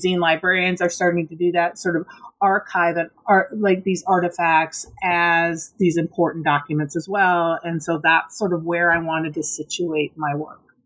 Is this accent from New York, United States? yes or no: no; Minnesota, United States; born or raised there; moved away